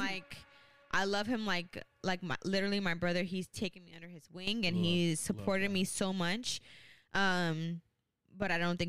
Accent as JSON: {"language": "English", "country": "Jamaica", "said": "I'm a Jamaican."}